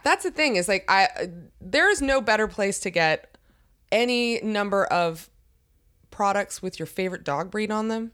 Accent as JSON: {"language": "English", "area": "near Baltimore", "region": "Maryland", "country": "United States"}